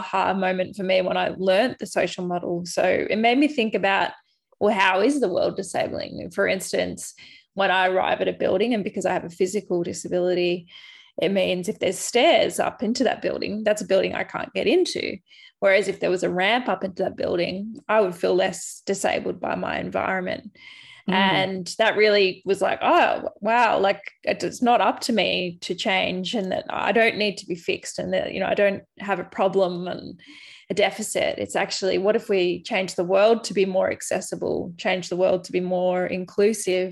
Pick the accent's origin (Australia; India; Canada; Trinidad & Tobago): Australia; Albury, New South Wales; moved away as an adult; now in regional Victoria, Australia; my hometown of Albury Wodonga